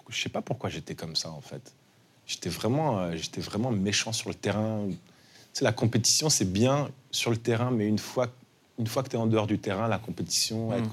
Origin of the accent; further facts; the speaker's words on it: New York, United States; also born or lived in Paris; je suis de New York aussi. Ma mère, on, a grandi là-bas avec maman. Euh, on est parti de Paris, j'avais 12 ans.